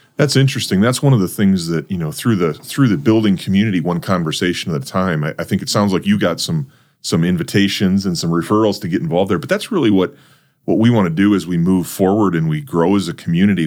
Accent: North Dakota, United States; I grew up in North Dakota

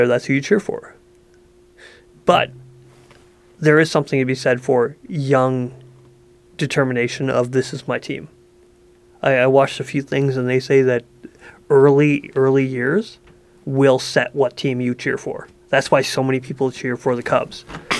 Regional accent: Saskatchewan, Canada; also born or lived in Ottawa; now in British Columbia, Canada; I grew up in Saskatchewan where we had no sports

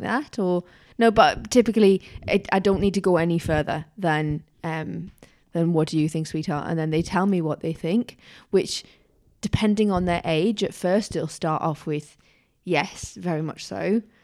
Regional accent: Tyneside, North East England, United Kingdom; I was growing up in Tyneside

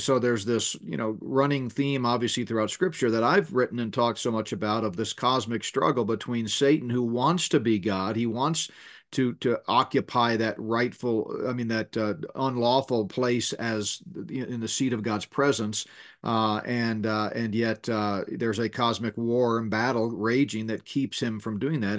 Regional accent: Northeast, United States; moved away; I grew up in the Northeast in grade school and junior high school

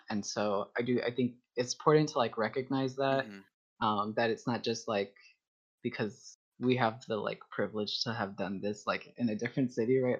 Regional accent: Texas, United States; now in Ohio, United States; I'm from Texas

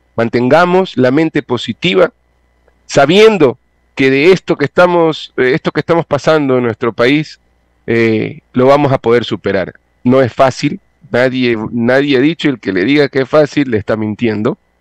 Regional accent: Ecuador; lo asumo como ecuatoriano

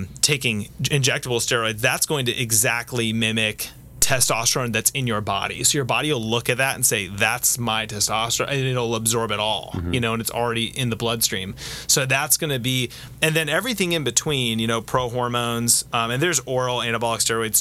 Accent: United States; also born or lived in Orange County, California; being an American living in Orange County

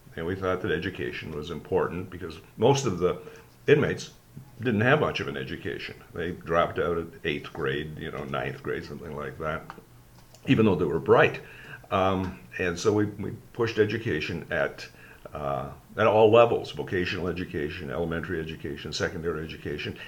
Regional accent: Sault Ste. Marie, Ontario, Canada; growing up in Sault Ste. Marie and growing up in Alec Muir Public School

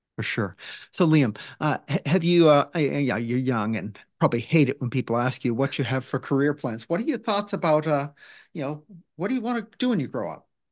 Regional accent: Maine, United States; now in Washington, United States; I grew up in Maine, and it feels like Maine

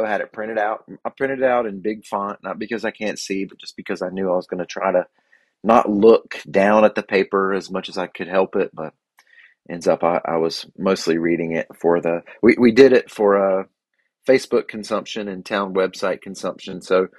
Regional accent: Boiling Springs, North Carolina, United States; that boy who grew up quite literally on the campus of Gardner-Webb, riding bikes and getting to know the students

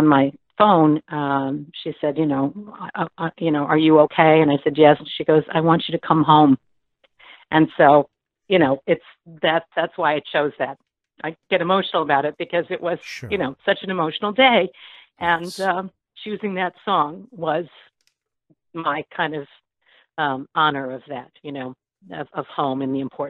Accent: Schenectady, New York, United States; also born or lived in Corning, New York; I was born in Corning, New York, and I was raised in Schenectady, New York. So I'm an upstate New York girl

